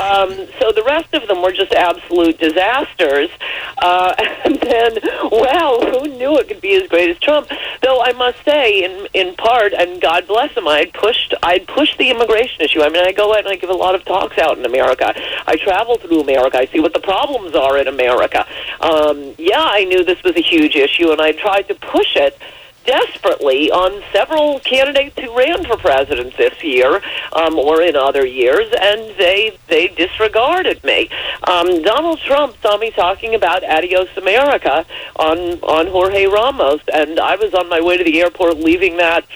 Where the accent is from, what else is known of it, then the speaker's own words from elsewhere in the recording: New York area, United States; I'm from the New York area